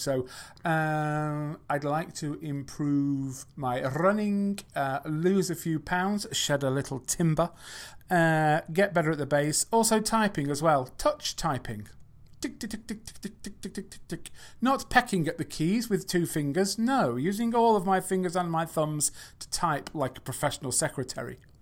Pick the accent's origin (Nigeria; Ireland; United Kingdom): United Kingdom; England; I'm not from America, I'm from England.